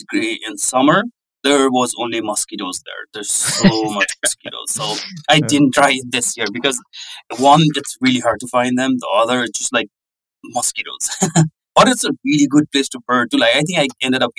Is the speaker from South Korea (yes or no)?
no; Kathmandu, Bagmati, Nepal; moved away as an adult; also born or lived in North Dakota, United States; now in United States; I'm from Kathmandu